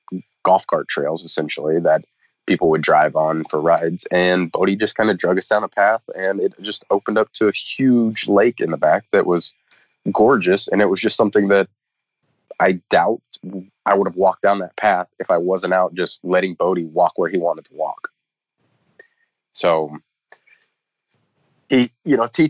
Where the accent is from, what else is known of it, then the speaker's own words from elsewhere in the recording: Kansas, United States; moved away; back to Kansas to read to the elementary schools in my hometown